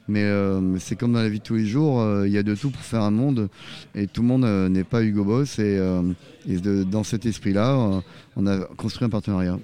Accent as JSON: {"language": "French", "town": "Arcachon", "region": "Nouvelle-Aquitaine", "country": "France", "also_born_or_lived": "Bordeaux", "moved": "yes", "lives_now": "Vendée, France", "said": "je suis pas vendéen, je suis du sud-ouest, je suis d'Arcachon. On dit je suis arcachomois."}